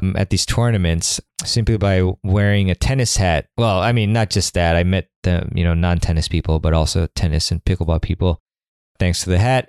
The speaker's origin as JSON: {"language": "English", "town": "Washington", "region": "District of Columbia", "country": "United States", "tie": "born or raised there", "said": "the City Open, which is my hometown tournament"}